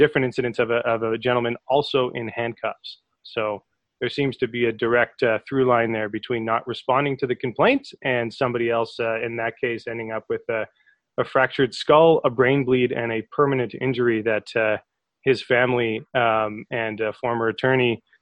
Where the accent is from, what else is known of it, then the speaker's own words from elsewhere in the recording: Calgary, Alberta, Canada; also born or lived in Toronto; we actually met as far back as grade four growing up in Calgary